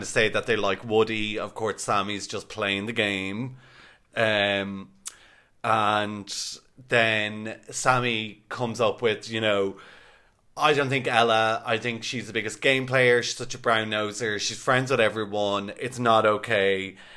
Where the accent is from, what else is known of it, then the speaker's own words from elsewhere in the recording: Ireland; we were the typical Irish people getting off the flight